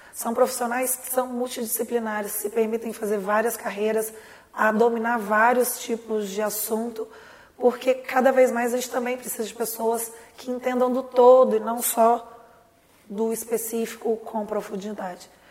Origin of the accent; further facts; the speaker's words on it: Lavras, Minas Gerais, Brazil; Eu nasci em Lavras eu estudei com muito orgulho aí